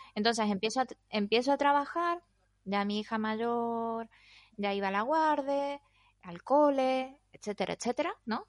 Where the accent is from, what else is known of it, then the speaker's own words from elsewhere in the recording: Argentina; moved away as an adult; now in Spain; soy argentina y llevo 19 años en España y media vida